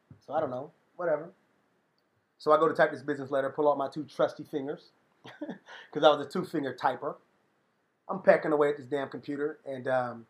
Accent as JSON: {"language": "English", "town": "Conyers", "region": "Georgia", "country": "United States", "tie": "born there", "said": "I was born just outside of DeKalb County, near Conyers, Georgia."}